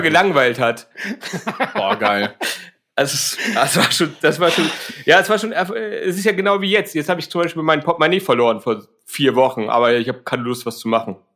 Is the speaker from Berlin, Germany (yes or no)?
no; Hamburg, Germany; komme aus Hamburg.